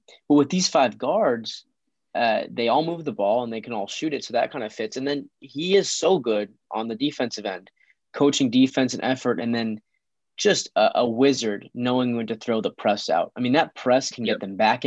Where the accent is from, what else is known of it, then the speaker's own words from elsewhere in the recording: Midwest, United States; we're from the Midwest